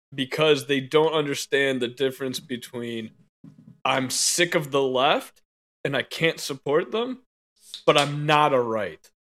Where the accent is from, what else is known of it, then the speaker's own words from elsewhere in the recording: United States; as an American